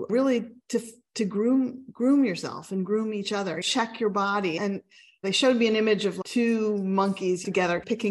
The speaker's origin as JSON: {"language": "English", "region": "Pennsylvania", "country": "United States", "said": "I'm from Pennsylvania and Pennsylvania Dutch heritage"}